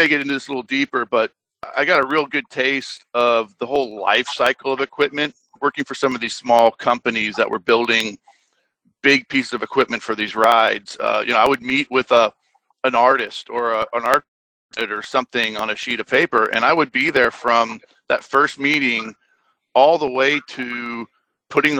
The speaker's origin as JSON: {"language": "English", "town": "Orlando", "region": "Florida", "country": "United States", "tie": "born or raised there", "said": "I was born and raised in Orlando, Florida"}